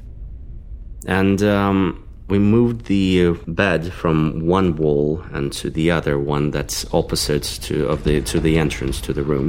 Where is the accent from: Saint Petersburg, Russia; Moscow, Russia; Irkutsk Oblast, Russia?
Moscow, Russia; I grew up in Moscow. I was born and raised here.